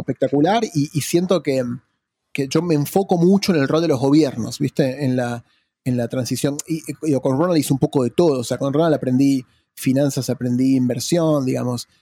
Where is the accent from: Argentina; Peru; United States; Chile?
Argentina; also born or lived in Sussex / London; yo soy de Argentina